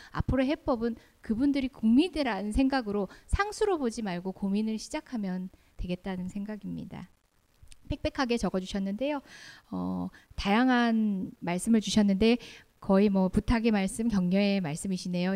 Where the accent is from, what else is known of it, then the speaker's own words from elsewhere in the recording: Daegu, South Korea; moved away; 사실 저는 고향이 대구입니다. 대구에서 대학교까지 나왔고